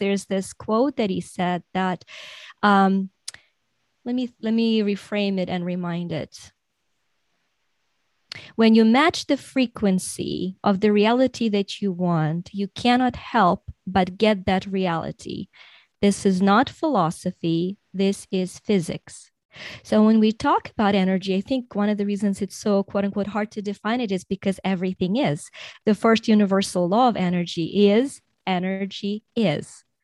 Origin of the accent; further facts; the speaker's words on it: Ukraine; I was born in Soviet Union in Ukraine, which is now Ukraine, but was a part of the Soviet Union.